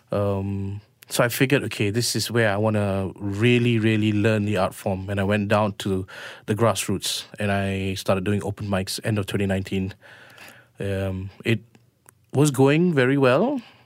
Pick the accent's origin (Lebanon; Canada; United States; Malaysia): Malaysia; we're Malaysian Indians